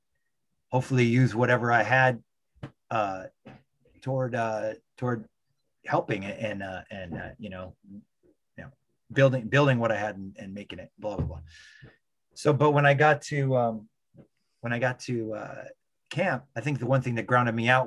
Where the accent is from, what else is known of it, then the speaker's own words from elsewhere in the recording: California, United States; also born or lived in San Francisco; I come from California